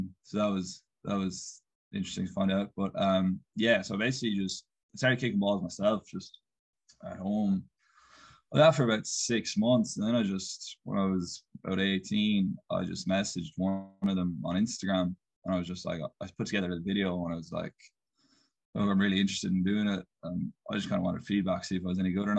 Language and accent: English; Castleisland, Munster, Ireland; now in United States; I'm from Castle Island. It's about halfway between Tralee and Killarney